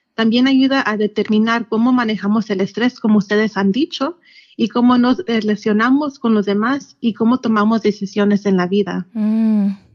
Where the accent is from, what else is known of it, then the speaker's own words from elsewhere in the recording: Yakima Valley, Washington, United States; also born or lived in Seattle; Pues yo soy de, del Valle de Yakima y aquí ah, me crecí y aquí es donde está mi familia